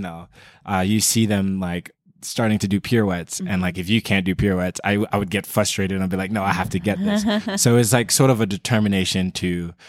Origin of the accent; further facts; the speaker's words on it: Jamaica; also born or lived in Queens, United States; So I was born in New York, Queens, and then my mother wasn't a citizen. She's a Jamaican. Mm-hmm. So she brought me back down as soon as I was born